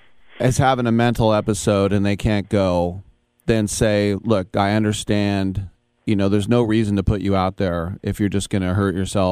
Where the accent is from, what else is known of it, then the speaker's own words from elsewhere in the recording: Richmond, California, United States; She's from my hometown of Richmond